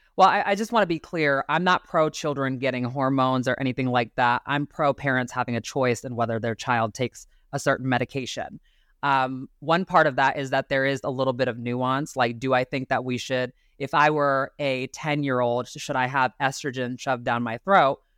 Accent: Ohio, United States; moved away as an adult; now in Arizona, United States; I grew up in Ohio to very conservative family.

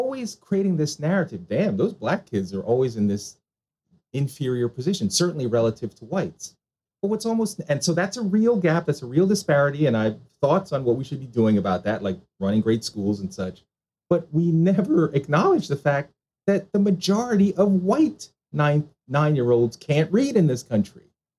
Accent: Jamaica; now in United States; so I am a Jamaican immigrant, right? So my parents came to the United States in the mid to late 1960s

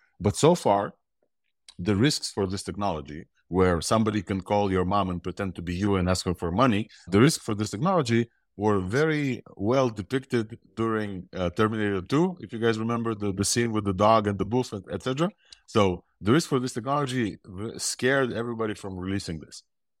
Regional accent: Ukraine; born there; accent: mixed accent; English is a second language; also born or lived in Israel; I have an accent. I was born in Ukraine, lived in Israel for 20 years. So my accent is a mixed accent.

